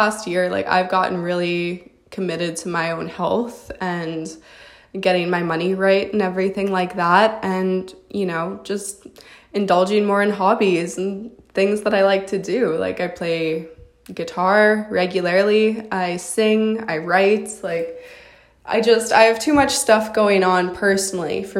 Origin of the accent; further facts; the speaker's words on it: Canada; I'm a model from Canada